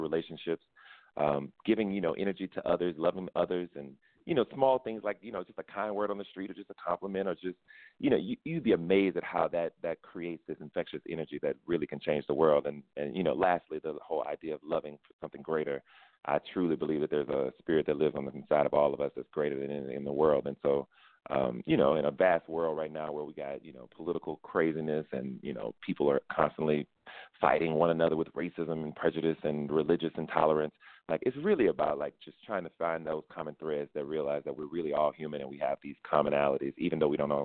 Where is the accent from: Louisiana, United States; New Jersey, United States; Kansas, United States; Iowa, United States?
Louisiana, United States; went to New York and represented my home state